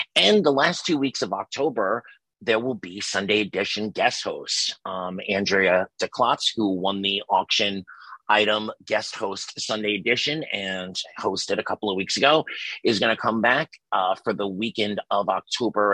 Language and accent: English; New York City, New York, United States; I was from Staten. I you know lived in Staten Island for a very long time